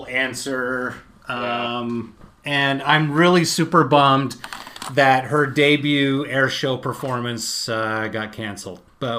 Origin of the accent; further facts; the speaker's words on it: Utah, United States; growing up in Utah